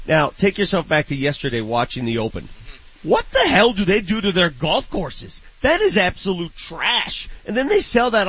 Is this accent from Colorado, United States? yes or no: yes; Colorado, United States; born or raised there